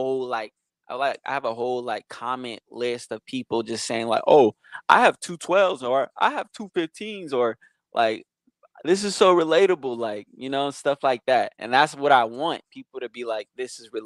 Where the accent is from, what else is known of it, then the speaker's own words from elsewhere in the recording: East Bay, California, United States; also born or lived in Modesto, California; I'm from Modesto, California, so that's the valley. But I actually grew up in the Bay, East Bay